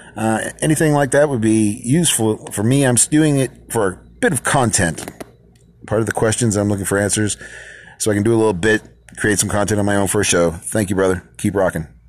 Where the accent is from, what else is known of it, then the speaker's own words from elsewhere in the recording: Lowell, Massachusetts, United States; also born or lived in the South (US); now in the South, United States; I'm from Lowell, Massachusetts myself.